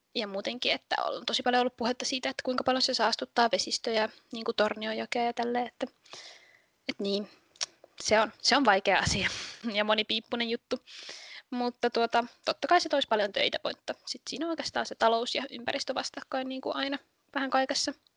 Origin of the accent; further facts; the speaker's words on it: Kolari, Lapland, Finland; Ne on asunut täällä 14-13-vuotiaasta asti ja minun mummola on täällä, niin sitten mä oon ollut täällä niin kuin aina tosi paljon